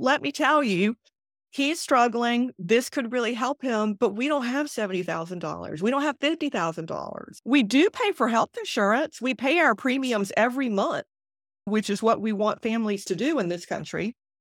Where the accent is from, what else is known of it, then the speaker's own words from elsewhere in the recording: South Carolina, United States; I was born and raised in South Carolina, and I wanted to be able to stay in South Carolina